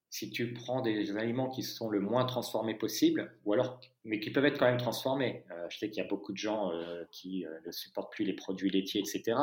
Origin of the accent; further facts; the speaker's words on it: France; je suis français